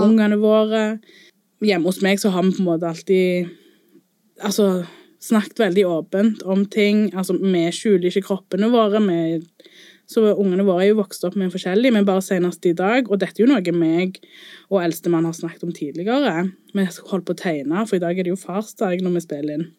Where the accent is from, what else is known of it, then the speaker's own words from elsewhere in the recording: Colombia; now in Norway; der jeg kommer fra i Colombia